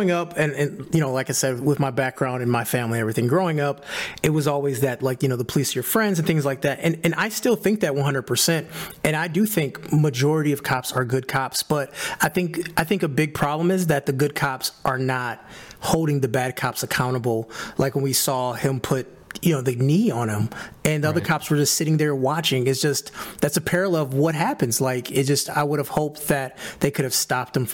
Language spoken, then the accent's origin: English; Detroit, Michigan, United States; I was born and raised in Detroit, Michigan